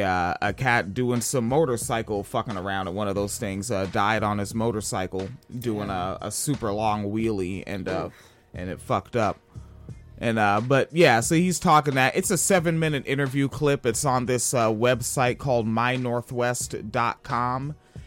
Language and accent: English; Tacoma, Washington, United States; moved away; The fucking mayor of the town I'm from